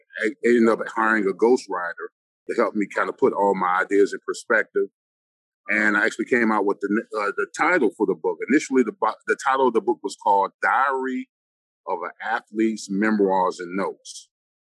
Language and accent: English; Orlando, Florida, United States; also born or lived in Washington, D.C.; I was born in Washington, D.C. I was raised in Orlando.